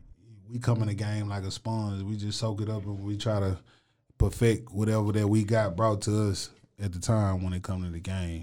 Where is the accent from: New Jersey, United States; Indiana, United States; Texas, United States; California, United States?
Texas, United States; Waco; also born or lived in Mart, Texas; I'm from Waco, but most of my people reside in Mart, Texas.